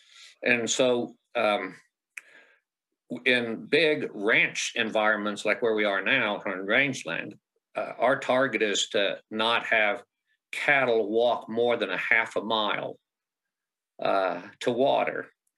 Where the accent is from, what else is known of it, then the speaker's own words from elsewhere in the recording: Midwest, United States; so I grew up in the Midwest, worked my academic career in the Midwest